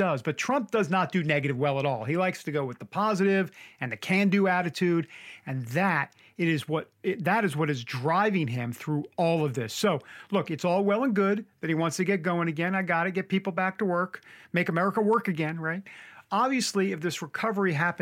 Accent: New York, United States; accent: New York; Sometimes my New York accent comes through like water and order

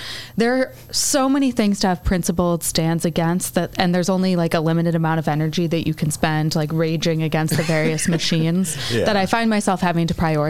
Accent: Chicago, Illinois, United States; moved away as an adult; also born or lived in Washington, D.C.; I'm a former national political reporter for Politico, Roll Call, and Yahoo News. I lived in D.C. for almost a decade, but I grew up in Chicago. I moved back here 3 years ago

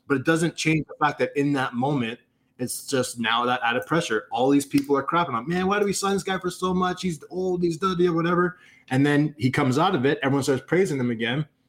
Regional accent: Canada; I'm a Canadian kid

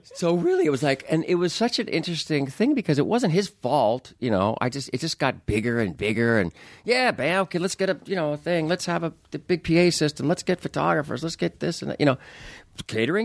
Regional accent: Anaheim, California, United States; I grew up right near Disneyland in, in, in Anaheim. I grew up in Orange County

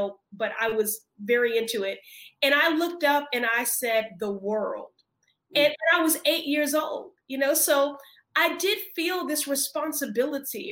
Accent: Chicago, Illinois, United States; now in Massachusetts, United States; I grew up in Chicago, so I had a female mayor in Jane Byrne

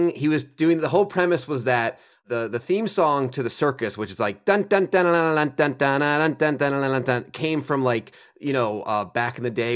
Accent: Stamford, Connecticut, United States; So Stamford, Connecticut. Right.

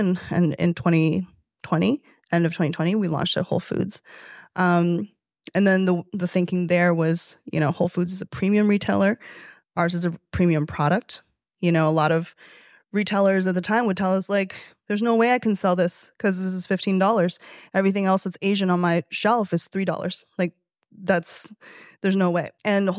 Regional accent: Toronto, Ontario, Canada; we're about to launch in Canada, which I'm excited about because I'm from Toronto.

